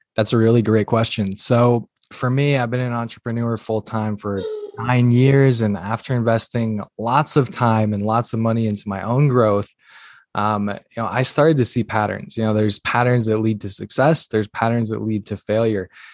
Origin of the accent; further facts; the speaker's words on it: northern Minnesota, United States; I'm originally born and raised in Minnesota, northern Minnesota, tiny little town, like literally three hundred people